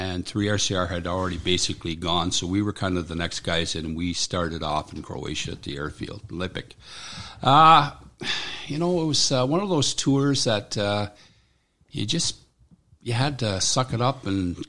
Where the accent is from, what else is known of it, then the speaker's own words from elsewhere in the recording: Bowmanville, Ontario, Canada; I was born in Bowmanville, Ontario. Little bit of a farmer my whole life